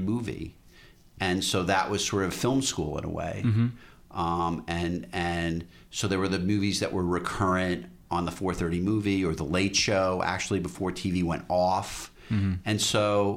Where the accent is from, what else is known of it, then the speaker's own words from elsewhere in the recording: New York, United States; in New York when I was growing up